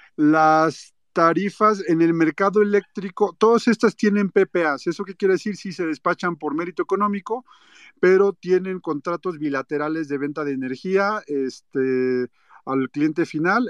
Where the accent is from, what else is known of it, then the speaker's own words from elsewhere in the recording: Mexico; yo como ciudadano mexicano